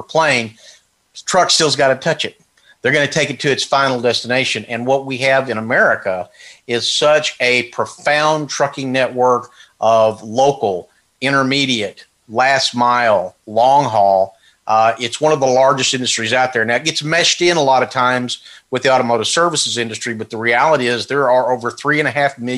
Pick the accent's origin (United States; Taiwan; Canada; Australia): United States; Texas; I'm from Texas